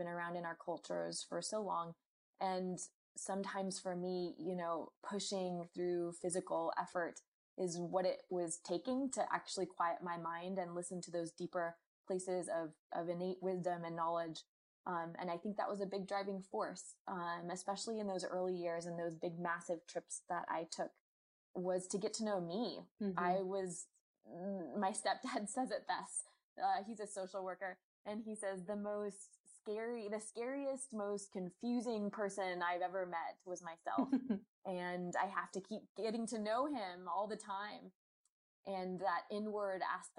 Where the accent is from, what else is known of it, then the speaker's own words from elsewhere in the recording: Durham, North Carolina, United States; moved away as an adult; also born or lived in Washington, D.C.; my hometown